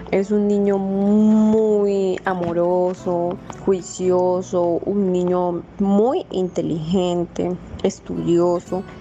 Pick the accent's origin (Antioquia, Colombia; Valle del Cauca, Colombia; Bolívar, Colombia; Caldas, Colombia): Bolívar, Colombia; Santa Rosa del Sur; Yo nací en Santa Rosa del Sur, Bolívar, y crecí allá mismo.